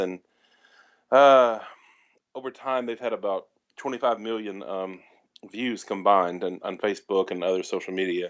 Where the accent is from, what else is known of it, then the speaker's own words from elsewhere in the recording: the South, United States; accent: Southern; to do a heavy, strong Southern accent because that's kind of the way I used to talk. And I lost my accent because I was bullied in college